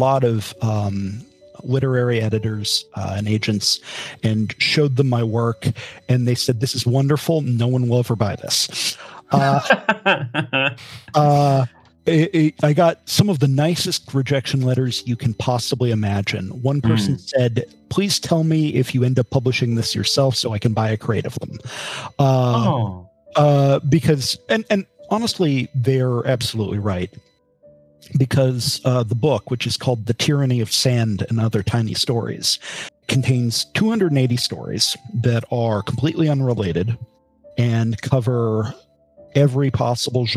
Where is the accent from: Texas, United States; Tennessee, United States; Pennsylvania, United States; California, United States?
Pennsylvania, United States; Harrisburg